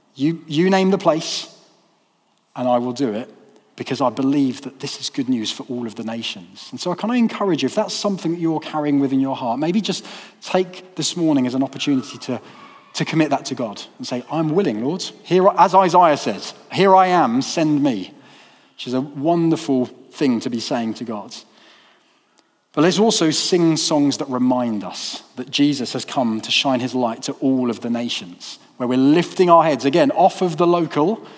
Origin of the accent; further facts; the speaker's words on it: United Kingdom; now in Peterborough, United Kingdom; Those of us from a majority culture, the majority culture of um, being British